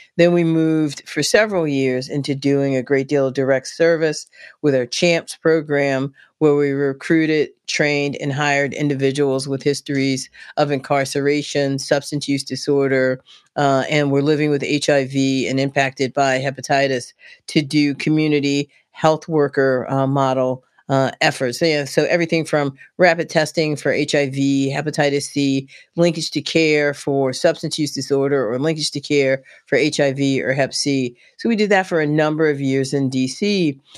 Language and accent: English; Washington, District of Columbia, United States; moved away as an adult; now in West Virginia, United States; born and raised in Southeast D C.